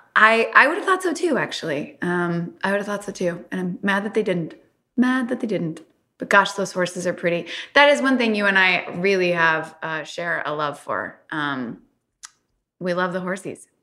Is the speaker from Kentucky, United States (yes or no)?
yes; Louisville, Kentucky, United States; I'm from Kentucky